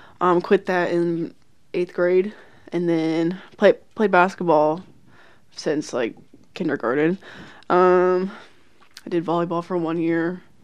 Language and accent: English; Lancaster, United States; also born or lived in Phoenix, Arizona; we moved back to the house we're in now in Lancaster. I was a baby. I don't remember Phoenix at all.